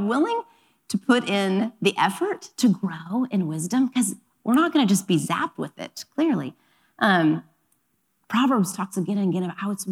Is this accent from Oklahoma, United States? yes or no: yes; Oklahoma, United States; now in Los Angeles, United States; I grew up in Oklahoma, so we're going to take a moment to give a nod to my Oklahoma roots